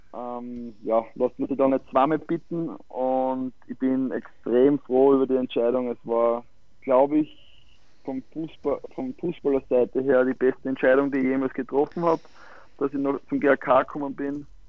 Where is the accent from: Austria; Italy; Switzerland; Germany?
Austria; Styria; also born or lived in Malta / Klagenfurt; als Steirer